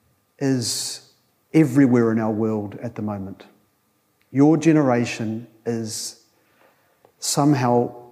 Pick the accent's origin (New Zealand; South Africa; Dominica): New Zealand; Tokoroa, Waikato; I went there as a 15-year-old from Tokoroa, an even better place